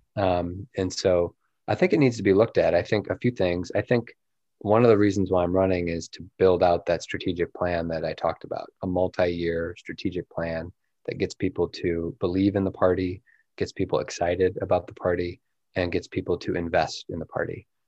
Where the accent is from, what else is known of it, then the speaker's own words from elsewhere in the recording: South Bend, Indiana, United States; invest in in my hometown